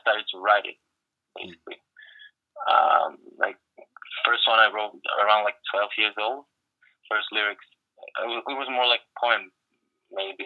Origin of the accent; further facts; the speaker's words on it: small town in the south of Ukraine, southern Ukraine, Ukraine; English is a second language; moved away as an adult; now in Los Angeles, United States; I came from a small town in the south of Ukraine, and there was nothing, especially in the 90s